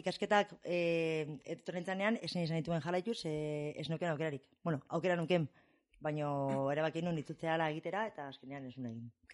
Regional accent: Basque Country, Spain; also born or lived in Shreveport, Louisiana, United States / Texas, United States; ama bost beterekin edo etorri nintzen ona bizitzera, amarekin, barandu zela gurasoak, eta, ba, hemen eman nuen amar bat urte, amabi bat urte

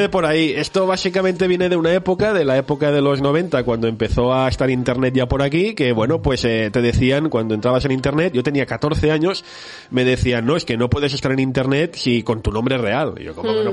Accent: Barcelona, Catalonia, Spain; soy un chico de Barcelona que nació el año 81

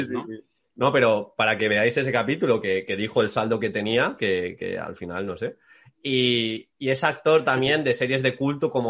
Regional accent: Valencian Community, Spain; soy de Comunidad Valenciana

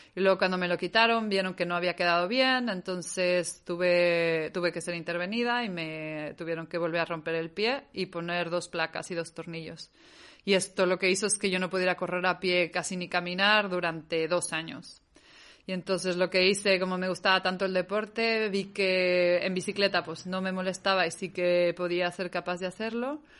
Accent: Mexico; moved away as an adult; also born or lived in Catalonia, Spain; now in Spain; Me salí de México desde los 18, 19, tan pronto pude

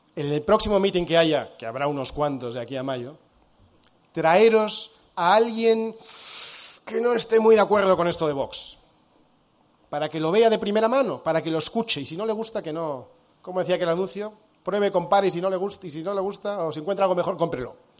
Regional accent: Spain; also born or lived in United States; somos millones de españoles

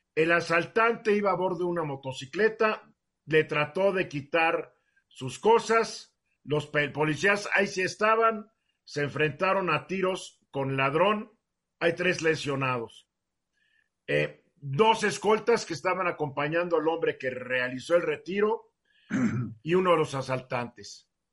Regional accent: Mexico; aquí somos muchos mexicanos

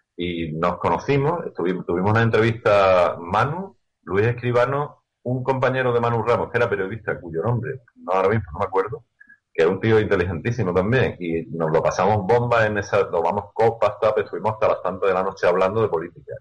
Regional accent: Seville, Andalusia, Spain; soy de Sevilla, soy andaluz

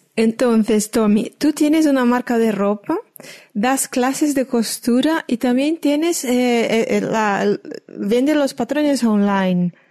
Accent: Brazil; moved away; Eso me hizo recordar de niña que en Brasil

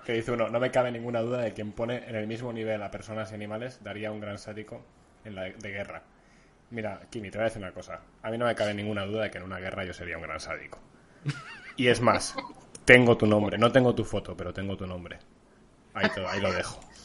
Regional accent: Basque Country, Spain; País vasco, aquí somos todos muy progres, somos todos muy vascos

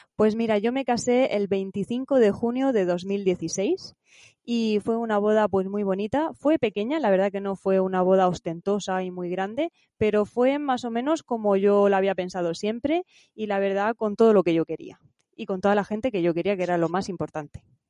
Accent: Santa Cruz, Region of Murcia, Spain; en mi pueblo, en Santa Cruz, Murcia

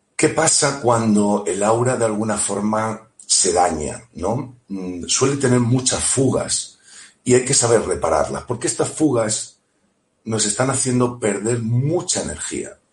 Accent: Elche, Valencian Community, Spain; de Elche, muy cerquita de Alicante

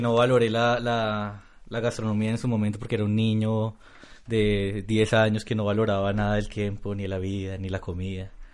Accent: Colombia; nosotros, digamos como colombianos

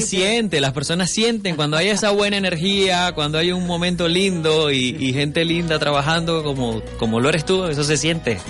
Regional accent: Venezuela; also born or lived in Miami; venezolano. Ahora vivo entre Venezuela y un ratito por Miami también

